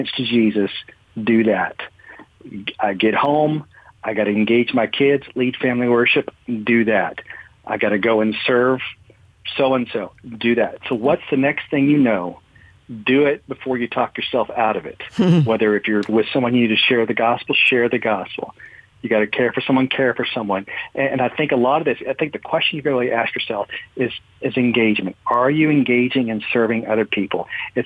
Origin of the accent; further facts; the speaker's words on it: United States; we as American Christians